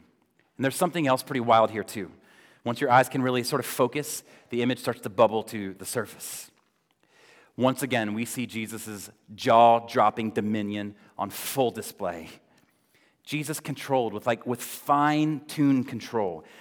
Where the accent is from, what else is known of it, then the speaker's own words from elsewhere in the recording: Florida, United States; moved away; growing up in Florida